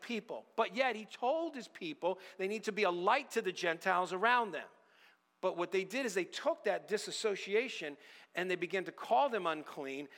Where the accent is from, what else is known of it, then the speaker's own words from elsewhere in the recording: United States; I'm an American, born American, true blue, red, white, and blue